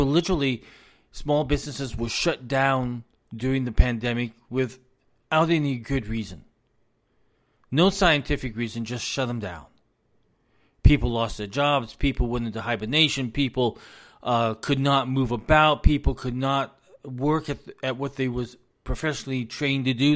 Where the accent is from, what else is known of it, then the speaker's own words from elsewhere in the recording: United States; I am an American citizen